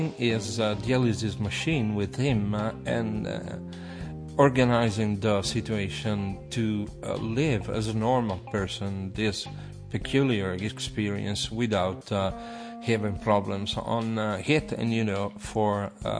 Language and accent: English; Italy; English is a second language; I'm an Italian professional. I'm not an English mother tongue